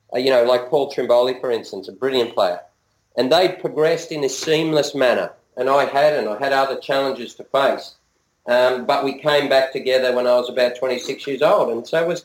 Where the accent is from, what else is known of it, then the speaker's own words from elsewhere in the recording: Singapore; I'm Singaporean, and I was there, and we used to go there.